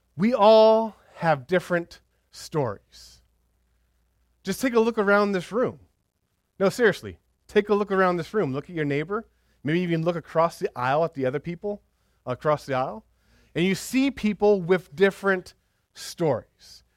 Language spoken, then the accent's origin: English; United States; we're so American